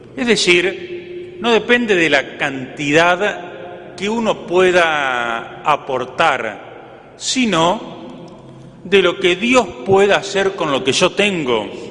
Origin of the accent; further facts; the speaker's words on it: Entre Ríos, Argentina; moved away as an adult; now in General Alvear, Argentina; una anécdota de mi pueblo, que si le preguntan al padre Héctor, les puedo decir que es el mejor pueblo de Entre Ríos